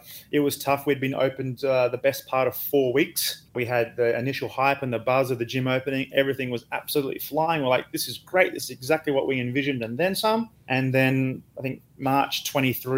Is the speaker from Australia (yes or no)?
yes; Australia; moved away as an adult; also born or lived in Dubai; now in Singapore; I'm an Australian